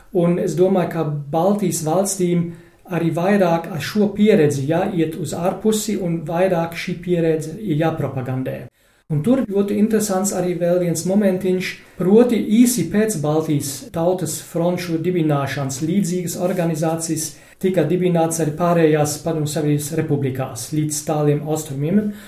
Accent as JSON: {"language": "Latvian", "country": "Germany", "second_language": "Latvian", "said": "man kā vācietim"}